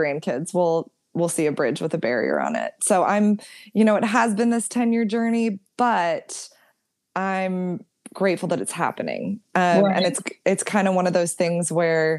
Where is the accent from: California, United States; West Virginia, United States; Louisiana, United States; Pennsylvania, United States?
California, United States; Tiburon; I grew up in Tiburon, which is on the water